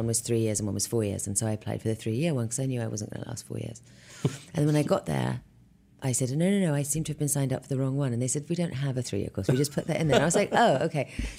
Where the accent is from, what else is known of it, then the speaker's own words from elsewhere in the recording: England, United Kingdom; now in United States; But you know, I grew up in England, I've seen, by the time I was making Emma, I'd probably seen at least eight Hamlets.